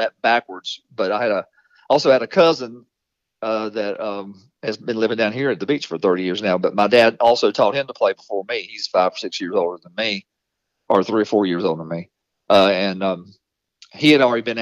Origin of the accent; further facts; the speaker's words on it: Walnut Cove, North Carolina, United States; the next town over from where I grew up in Walnut Cove, is Walker Town.